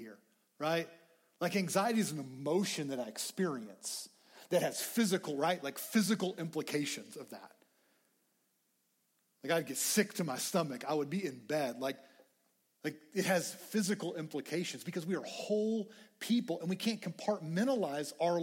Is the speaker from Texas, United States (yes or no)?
yes; Lubbock, Texas, United States; I grew up in Lubbock. I love Lubbock.